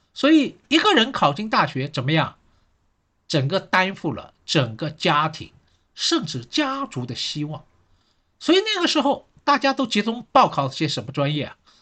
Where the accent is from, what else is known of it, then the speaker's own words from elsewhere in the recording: Shanghai, China; 我是上海人